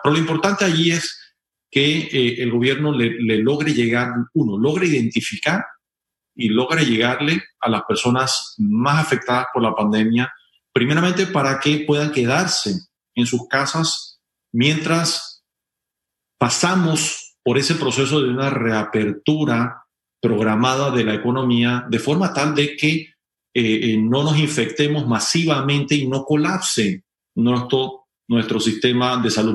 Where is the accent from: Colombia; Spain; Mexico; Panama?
Panama; todos somos ciudadanos y panameños